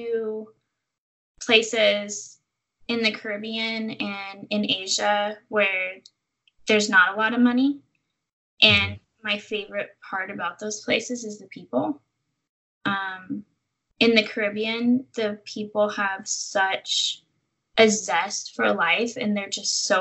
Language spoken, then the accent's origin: English; Central Valley, California, United States; now in San Francisco Bay Area, United States; I don't think I would ever be able to go back to my hometown. Like, it's so small and the opportunities are limited, and it's an hour and a half to a major airport